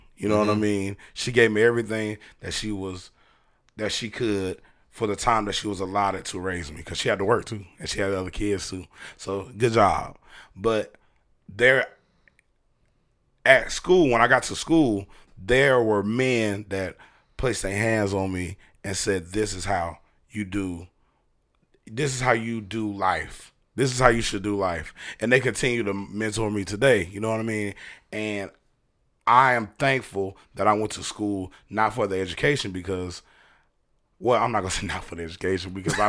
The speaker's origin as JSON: {"language": "English", "town": "Brunswick", "region": "Georgia", "country": "United States", "tie": "born or raised there", "also_born_or_lived": "Hinesville / Darien", "said": "I say I'm from Darien, but I wasn't born in Darien. I was born in Hinesville, Georgia."}